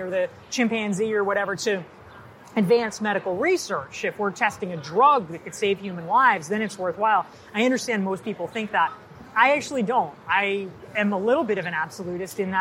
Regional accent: North Carolina, United States; I grew up in North Carolina, and it was in a small town.

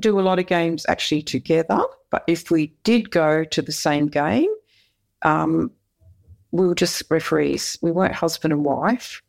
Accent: Perth, Western Australia, Australia; I grew up in Perth

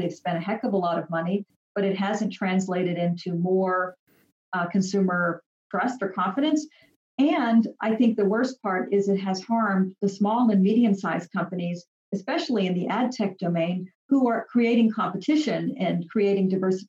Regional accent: United States; moved away as an adult; also born or lived in Europe; I'm American, but I've lived abroad for more than 10 years.

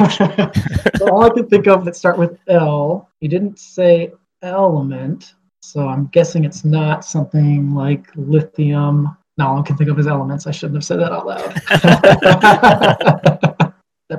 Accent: Toledo, Ohio, United States; I'm a microbiologist from Toledo

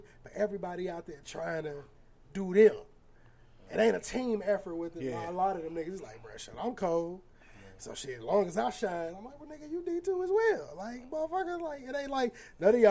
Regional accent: Aurora, Illinois, United States; now in St. Louis, United States; I'm from Aurora, Illinois

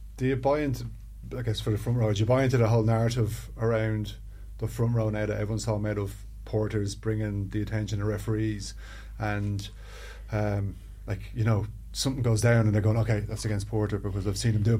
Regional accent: Ireland

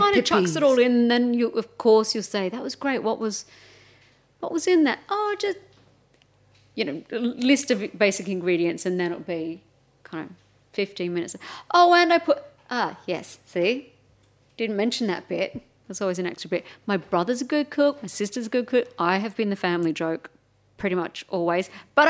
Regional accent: Melbourne, Victoria, Australia; Melbourne, yeah.

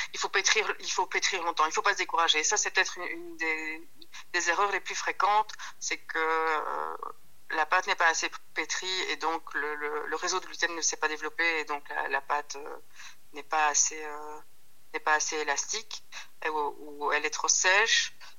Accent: Wallonia, Belgium; now in Brussels, Belgium; moi je suis née en Belgique, euh, mon papa est sicilien, ma maman est sarde

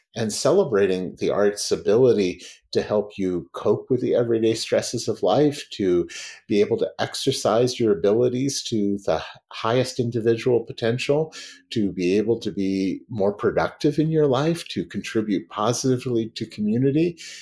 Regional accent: United States; when I was at Oxford, as an American

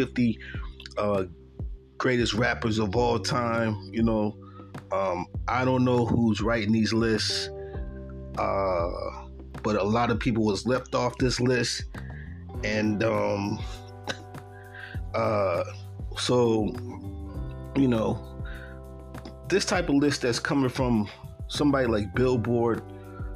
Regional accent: Buffalo, New York, United States; I grew up in Buffalo, New York.

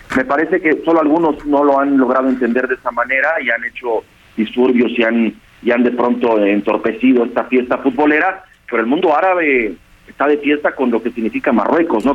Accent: Mexico; nosotros como, como mexicanos

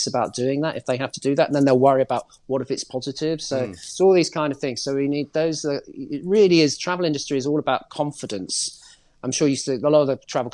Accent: London, United Kingdom; I'm a Londoner

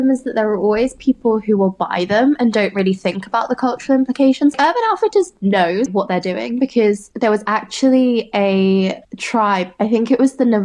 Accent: United Kingdom; I'm British Chinese.

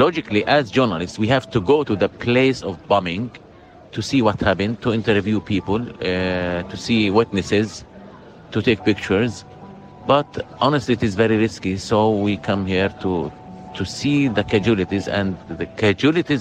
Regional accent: Gaza Strip, Palestine; I'm a father of four. I'm living in Jabalia

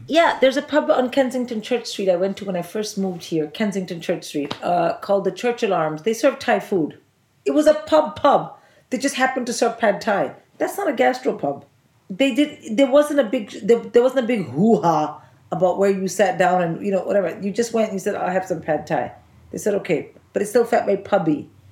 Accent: India; moved away as an adult; also born or lived in Oxford, United Kingdom; I'm from India

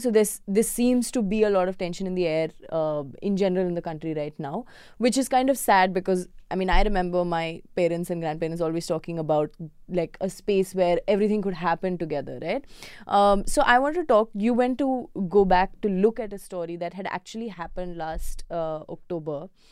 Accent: Kerala, India; moved away; I'm also from Kerala

